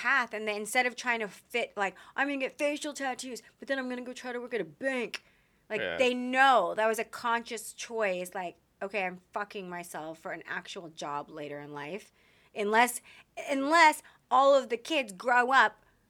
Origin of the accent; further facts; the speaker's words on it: Texas, United States; We're from Texas and she moved out here and just kind of really embraced the wildness of California.